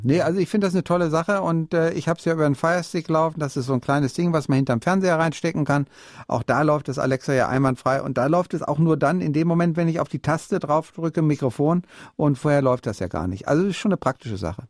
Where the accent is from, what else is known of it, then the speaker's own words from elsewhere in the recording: Bielefeld, North Rhine-Westphalia, Germany; now in Munich, Germany; ich komme aus Bielefeld